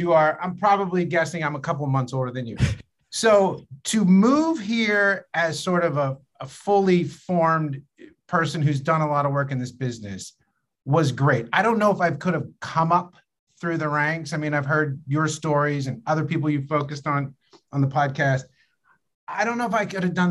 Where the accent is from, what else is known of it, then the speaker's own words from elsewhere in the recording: Pennsylvania, United States; also born or lived in Chicago; now in Los Angeles, United States; I grew up in Pennsylvania